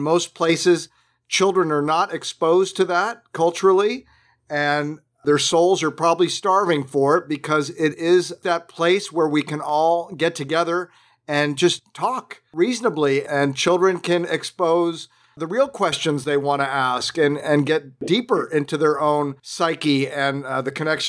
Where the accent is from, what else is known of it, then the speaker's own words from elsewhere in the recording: Southern California, United States; I grew up in Southern California